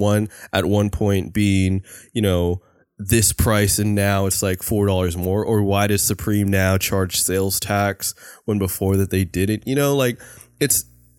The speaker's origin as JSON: {"language": "English", "region": "California", "country": "United States", "said": "we are like from the Bay Area"}